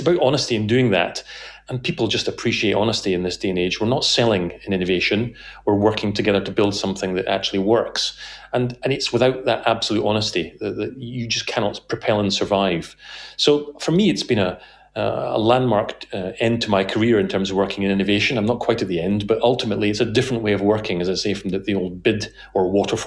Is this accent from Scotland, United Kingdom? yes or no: yes; Scotland, United Kingdom; being Scottish